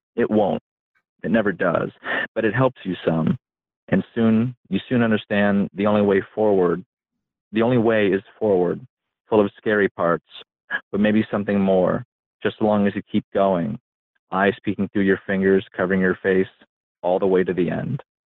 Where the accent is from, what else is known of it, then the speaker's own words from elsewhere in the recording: upstate New York, United States; i grew up in a trailer park out in the middle of nowhere in upstate new york